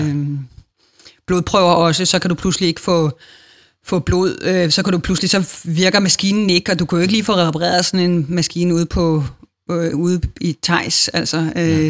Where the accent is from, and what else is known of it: Denmark